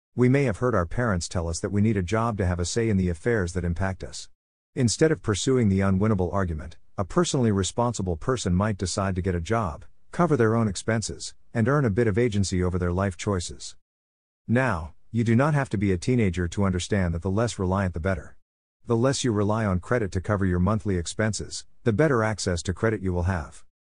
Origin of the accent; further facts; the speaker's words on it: United States; American sports fans